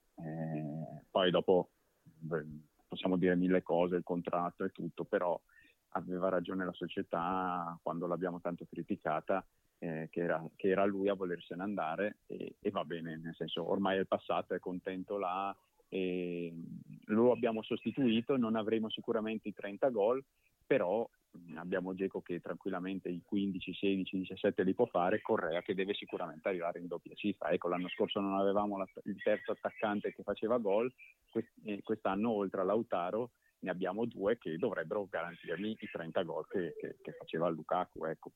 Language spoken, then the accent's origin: Italian; Brescia, Lombardy, Italy; io poi da bresciano lo conoscevo